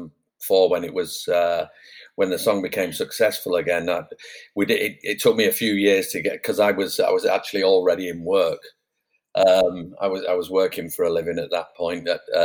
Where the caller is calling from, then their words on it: Placentia, California, United States; I'm in Orange County, a place called Placentia, right near, well, it's by Yorba Linda. We're on the border of Yorba Linda, you know, Richard Nixon's birthplace.